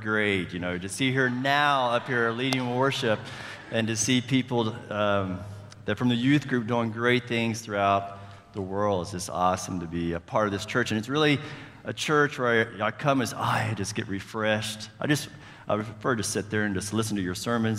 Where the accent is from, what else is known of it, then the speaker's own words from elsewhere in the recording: Charleston, West Virginia, United States; moved away as an adult; now in Colombia; I am from Charleston, West Virginia. Sorry for the accent